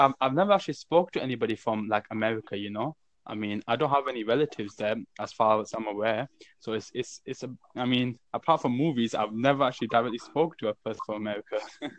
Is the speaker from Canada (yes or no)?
no; United Kingdom; I'm from the United Kingdom.